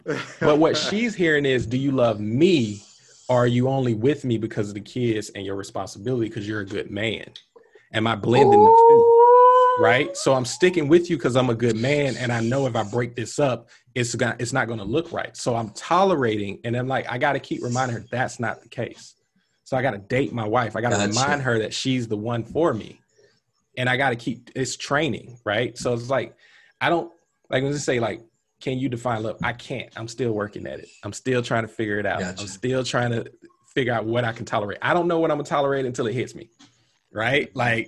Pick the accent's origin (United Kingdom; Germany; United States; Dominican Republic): United States; the South; growing up in the South, you kind of told, like, oh, you get married at 25, you have two or three kids